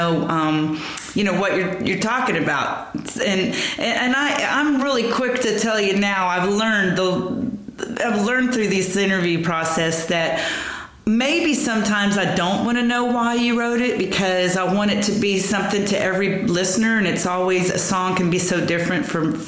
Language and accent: English; Lower Alabama, United States; moved away; also born or lived in Texas; I was born in Texas, but I grew up in what we call L.A., that's right. Lower Alabama, but it's right there on the panhandle of Florida